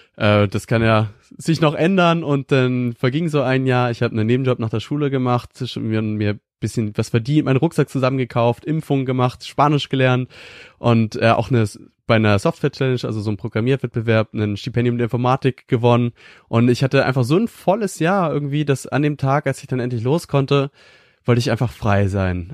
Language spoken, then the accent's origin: German; Schleswig-Holstein, Germany; ich komme aus einem kleinen 300 Einwohner Dorf in Norddeutschland, ganz im Norden in Schleswig-Holstein